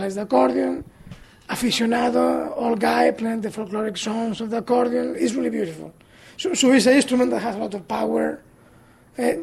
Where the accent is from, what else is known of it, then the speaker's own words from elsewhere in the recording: Galicia, Spain; English is a second language; moved away; in Galicia we speak Spanish, of course, but we speak language, Galician language.